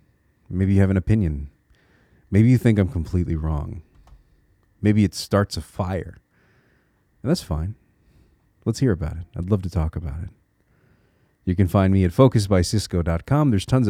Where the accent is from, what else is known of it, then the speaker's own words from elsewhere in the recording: Connecticut, United States; now in Minnesota, United States; See, I'm a transplant. I live in Minnesota right now, but I'm from Connecticut.